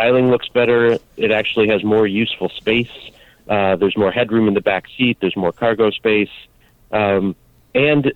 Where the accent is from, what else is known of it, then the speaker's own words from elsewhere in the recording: Chicago, Illinois, United States; I grew up in Chicago area